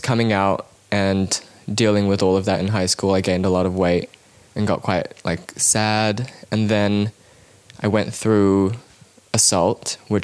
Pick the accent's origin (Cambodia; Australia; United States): Cambodia; now in New Zealand; I grew up in Cambodia